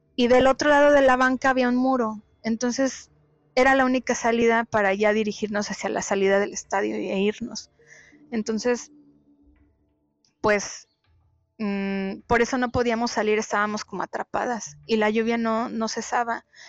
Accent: Ciudad Sahagún, Hidalgo, Mexico; now in Monterrey, Mexico; En aquel entonces yo vivía en, mi ciudad de origen, allá en el estado de Hidalgo. Es una ciudad industrial llamada Ciudad Sagún.

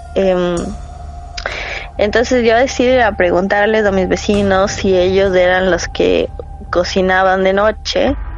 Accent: Quito, Pichincha, Ecuador; moved away as an adult; also born or lived in Rotterdam, Netherlands; now in Netherlands; nací en Ecuador y viví toda mi vida ahí hasta los 29 años

